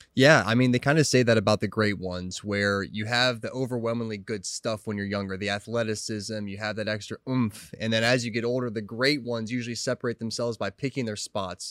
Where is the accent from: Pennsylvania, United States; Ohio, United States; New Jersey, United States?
Ohio, United States; Cleveland; I'm from the Ohio area, like the Cleveland